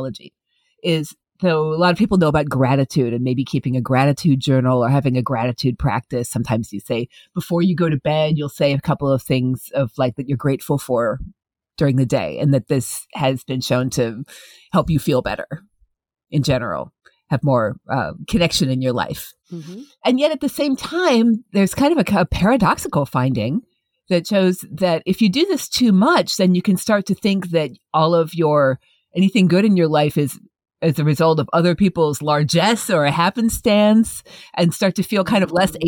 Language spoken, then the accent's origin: English; Midwest, United States; where I grew up in the Midwest